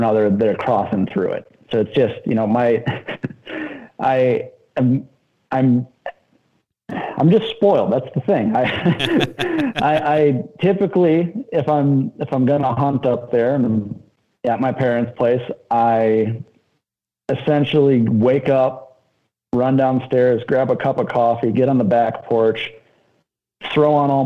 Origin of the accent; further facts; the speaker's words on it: Blue Mounds, Wisconsin, United States; I'm from Blue Mountains, Wisconsin, grew up out there